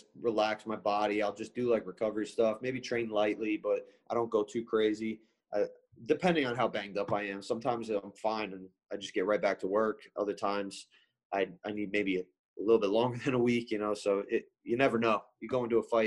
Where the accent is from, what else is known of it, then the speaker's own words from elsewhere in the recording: Ramsey, New Jersey, United States; back in my town where I grew up in Ramsey's, that's like all the way North Jersey